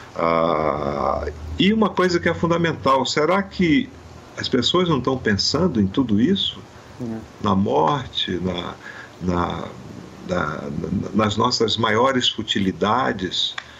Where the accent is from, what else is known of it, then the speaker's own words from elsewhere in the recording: Amazon, Brazil; eu sou da Amazônia